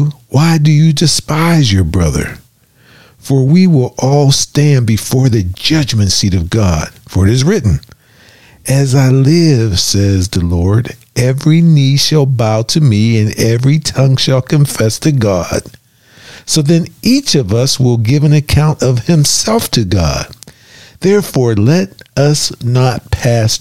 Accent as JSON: {"language": "English", "town": "Pittsburgh", "region": "Pennsylvania", "country": "United States", "tie": "born or raised there", "also_born_or_lived": "Florida", "moved": "yes", "lives_now": "Oklahoma, United States", "said": "We're from Pittsburgh. We grew up with cloudy skies and pollution"}